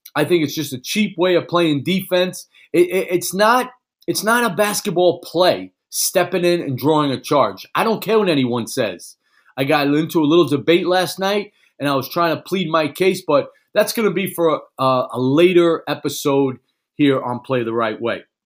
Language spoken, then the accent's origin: English; New York City, New York, United States; moved away; Growing up in New York City